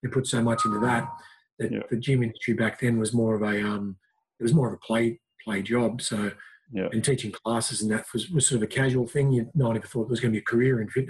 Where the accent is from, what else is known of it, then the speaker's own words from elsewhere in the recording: Lismore, New South Wales, Australia; moved away as an adult; now in Newcastle, Australia; came down to Newcastle because I was from Lismore, North Coast, and moved here to study radiography